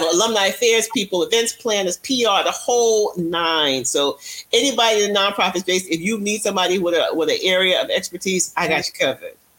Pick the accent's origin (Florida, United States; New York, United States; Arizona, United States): New York, United States; I'm a New Yorker